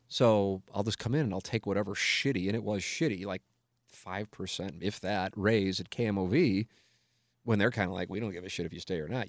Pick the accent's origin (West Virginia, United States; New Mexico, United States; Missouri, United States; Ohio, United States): Missouri, United States; St. Louis; I'm 24, 25, working in my hometown